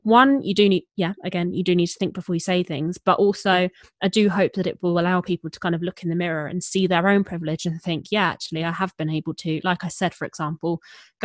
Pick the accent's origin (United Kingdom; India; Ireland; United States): United Kingdom; Hertfordshire, East of England; I grew up in Hertfordshire